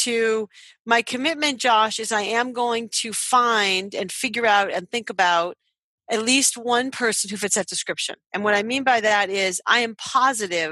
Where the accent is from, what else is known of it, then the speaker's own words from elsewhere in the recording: Boston, Massachusetts, United States; I'm from Boston